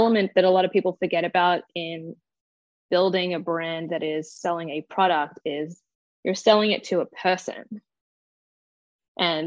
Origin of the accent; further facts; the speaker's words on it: Australia; I grew up in Australia